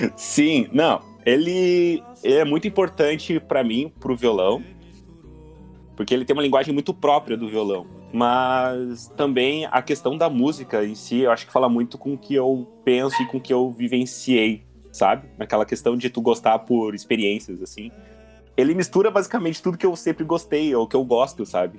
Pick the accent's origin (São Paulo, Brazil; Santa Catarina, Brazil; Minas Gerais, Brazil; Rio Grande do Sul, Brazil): Rio Grande do Sul, Brazil; Canoas; Como eu sou de Canoas, eu tinha que, eu tinha que ir lá no Bom Conselho para fazer o vestibular da URGS